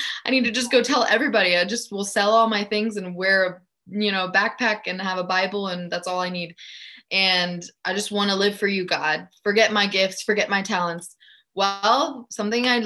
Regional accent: outside of Atlanta, Georgia, United States; English is a second language; moved away as an adult; also born or lived in Germany; now in Nashville, United States; I grew up in Germany. And then I moved to Atlanta in elementary school, learned English. I grew up right outside of Atlanta for a little over 10 years

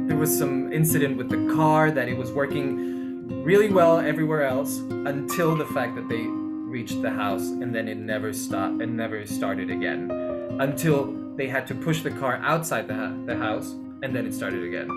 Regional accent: Lima, Peru; moved away as an adult; also born or lived in Mexico / Germany / New York; I was born and raised in Peru, Lima, Peru, where I am right now

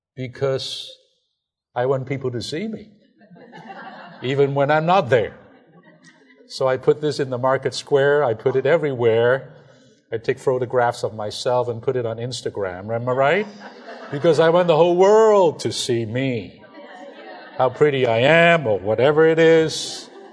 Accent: China; English is a second language; moved away; I'm from China.

